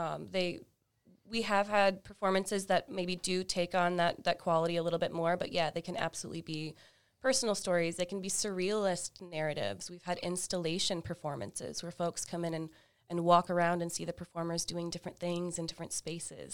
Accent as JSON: {"language": "English", "town": "Fort Walton Beach", "region": "Florida", "country": "United States", "also_born_or_lived": "Tampa, Florida", "said": "I am originally from Florida, uh, the Panhandle of Florida in Fort Walton Beach, a small, smallish beach town."}